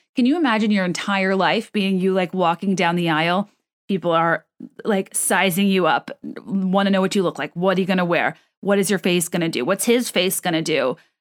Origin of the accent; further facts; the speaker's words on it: United States; I, as an American who did not grow up steep, steeped in that sort of, you know, rigid protocol